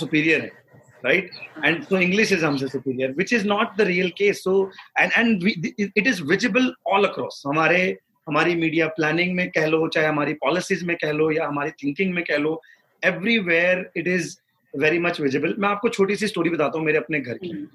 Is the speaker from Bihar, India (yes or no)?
no; Haryana, India; moved away; हरियाणा हम्म। के एक बहुत छोटे से गांव में बड़ा हुआ हूँ पचास साठ घर है मेरे गाँव में मैंने पूरी स्कूलिंग वहीं से करी है